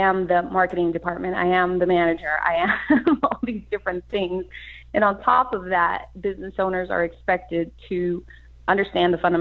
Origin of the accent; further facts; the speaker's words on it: Los Angeles, California, United States; I grew up in East Los Angeles, Boyle Heights, then moved further inland